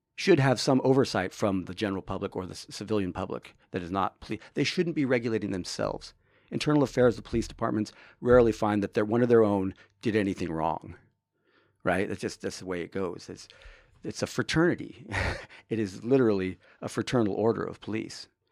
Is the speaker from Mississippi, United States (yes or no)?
no; Orange County, California, United States; born or raised there; also born or lived in Hollywood, Los Angeles, California / Tonga (possibly garbled place name); now in Humboldt County, United States